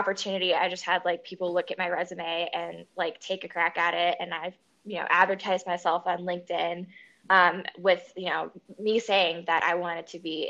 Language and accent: English; D.C., District of Columbia, United States; now in California, United States; I grew up outside of Washington, D.C.